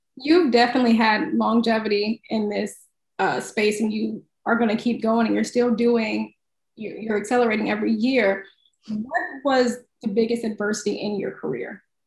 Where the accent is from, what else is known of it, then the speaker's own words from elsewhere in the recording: Midwest, United States; I'm from the Midwest